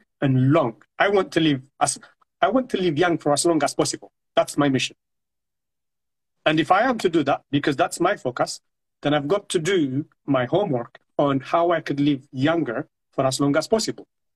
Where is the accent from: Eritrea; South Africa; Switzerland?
Eritrea; moved away; I come from Eritrea. I came from Eritrea